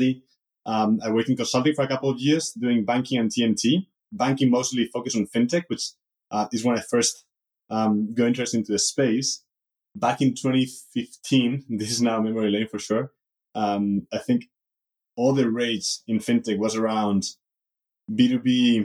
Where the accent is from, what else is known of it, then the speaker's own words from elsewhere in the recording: Madrid, Community of Madrid, Spain; moved away as an adult; also born or lived in Munich; life growing up in Madrid was fine